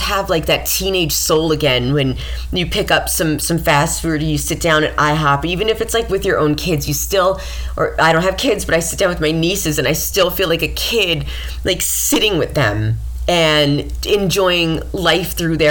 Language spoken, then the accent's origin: English; Mount Vernon, New York, United States; I grew up in Mount Vernon, New York